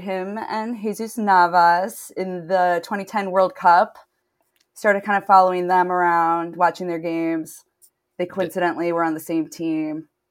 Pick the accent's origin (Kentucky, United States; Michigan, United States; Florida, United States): Michigan, United States; Detroit; moved away as an adult; now in Los Angeles, United States; I'm originally from Detroit. And then I've been in LA for 10 years